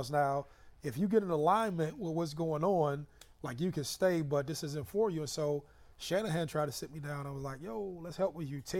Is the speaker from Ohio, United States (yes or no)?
yes; Youngstown, Ohio, United States; also born or lived in Columbus, Ohio; we grew up in Youngstown.